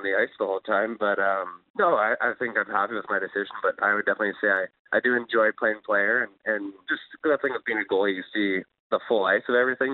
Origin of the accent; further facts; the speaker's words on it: Souris, Manitoba, Canada; I was growing up in Souris playing minor hockey there